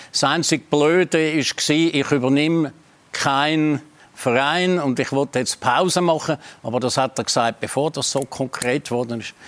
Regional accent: Switzerland; wir Schweizer

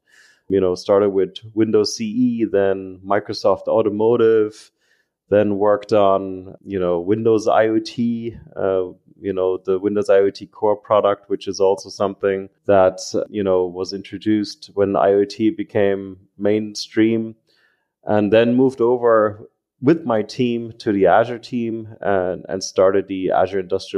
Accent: Germany; also born or lived in Ireland / United States; You know, I've been born and raised in Germany, but I spent a lot of time in Ireland and the United States, hence the accent.

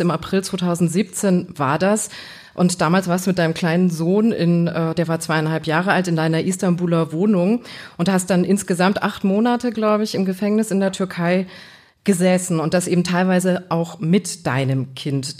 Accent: a small Bavarian village, Germany; Ich komme auch aus so einem ganz kleinen bayerischen Kaff

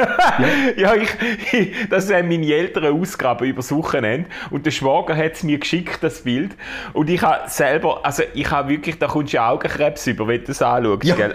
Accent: Schaffhausen, Switzerland; Schaffhauser, Schaffhauser äh, Cityboy

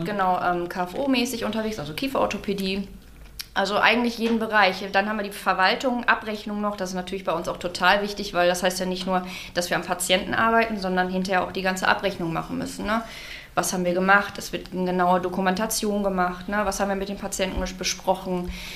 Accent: Unna district, North Rhine-Westphalia, Germany; moved away as an adult; now in Dorsten, Germany; ich komme aus dem Kreis Unna, bin vor zwei Jahren hier zugezogen

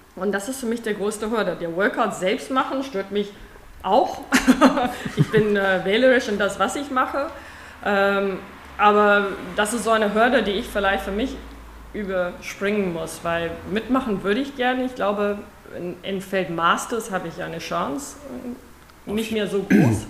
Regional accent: South Africa; German is a second language; moved away as an adult; now in Germany; keine Deutsche, wie man wahrscheinlich im Laufe dieses Gesprächs hören wird. Ähm, seit 2000 wohne ich in Deutschland, da habe ich, bin ich aus Südafrika die Liebe nach nach Deutschland gekommen.

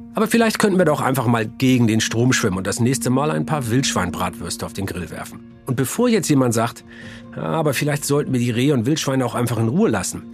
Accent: Germany; hier bei uns in Deutschland

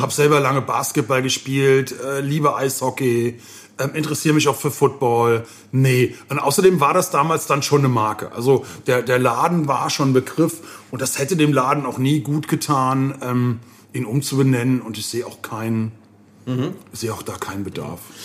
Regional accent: Koblenz, Rhineland-Palatinate, Germany; meiner Heimatstadt

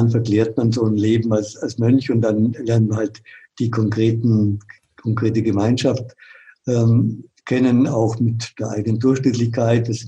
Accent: Munich, Bavaria, Germany; moved away as an adult; also born or lived in Franconia; Ich bin in München groß geworden, da spricht man Oberbayerisch, in Franken, die haben eine ganz andere Sprache, schon allein, das war ein Kulturschock.

